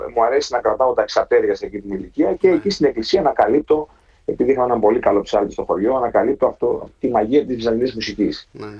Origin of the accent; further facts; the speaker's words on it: Herso, Central Macedonia, Greece; also born or lived in Germany; Εγώ ήμουν 8 χρονών έγινε αυτό. Στο χωριό μου που εγκατασταθήκαμε